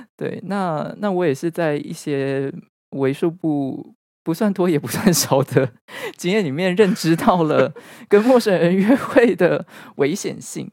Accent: Taichung, Taiwan; 因为我是台中人

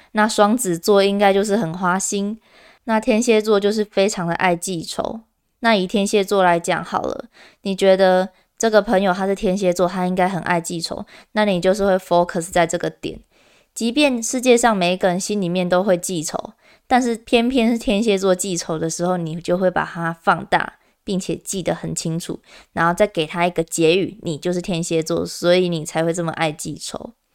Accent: Kaohsiung, Taiwan; 因为我是高雄人

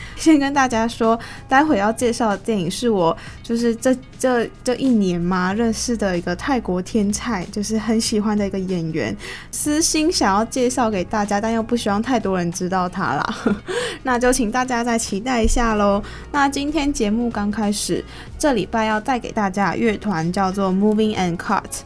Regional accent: Taiwan; 作为一个台湾人，我自己都还没有去过野柳

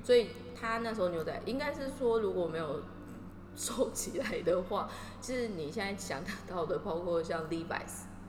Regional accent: Taiwan; now in Tokyo, Japan; 其实我们两个都在东京， 然后其实我们都是台湾人

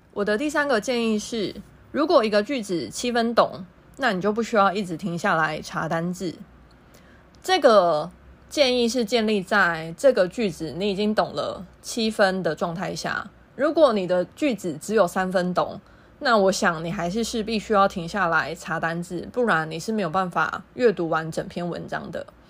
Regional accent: Taiwan; also born or lived in Thailand; 一对台湾姐妹

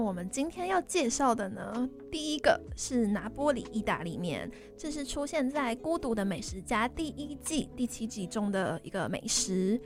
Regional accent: Chiayi, Taiwan; 我是嘉义人

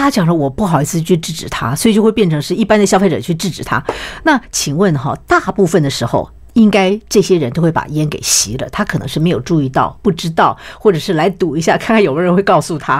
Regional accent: Taiwan; 我们台湾人

